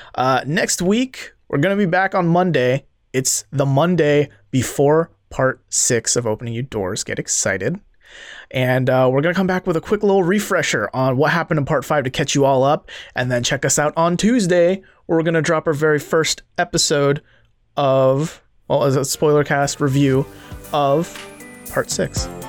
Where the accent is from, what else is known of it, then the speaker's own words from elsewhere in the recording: Seoul, South Korea; moved away; I didn't learn how to drive till I was twenty-one because I grew up in Seoul.